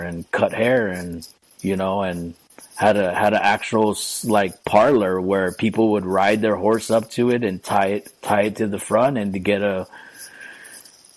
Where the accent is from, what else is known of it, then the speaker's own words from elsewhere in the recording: Hawaii, United States; also born or lived in Hilo; local person born and raised in Hawaii